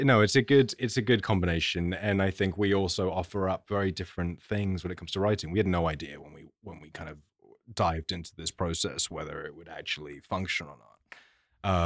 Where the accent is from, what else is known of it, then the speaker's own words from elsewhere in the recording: London, United Kingdom; I grew up in London